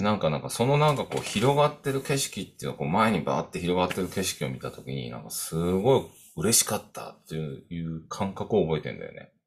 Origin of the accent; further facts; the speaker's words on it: Kodaira, Tokyo, Japan; also born or lived in Koenji, Suginami, Tokyo; 東京で生まれたので、まあ、杉並区の高円寺っていうところにいたんだけど